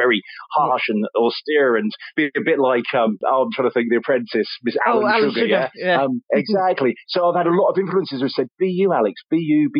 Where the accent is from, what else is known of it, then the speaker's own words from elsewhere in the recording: Leicester, East Midlands, United Kingdom; now in Mid Suffolk, United Kingdom; I'm from Leicester originally